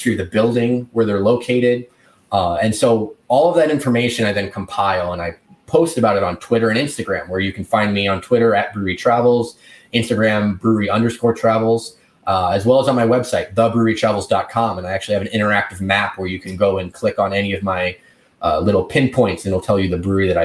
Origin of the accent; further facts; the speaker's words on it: rural Wisconsin and rural Iowa, United States; also born or lived in Milwaukee, Wisconsin; now in Baltimore, United States; I grew up in rural Wisconsin and rural Iowa